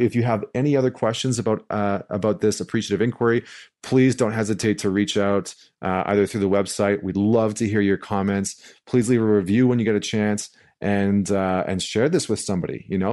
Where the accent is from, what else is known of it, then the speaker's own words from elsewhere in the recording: St. Albert, Alberta, Canada; moved away; I'm coming to you live from Saint Albert, Alberta. I'm back in my hometown, uh, which is right outside of Edmonton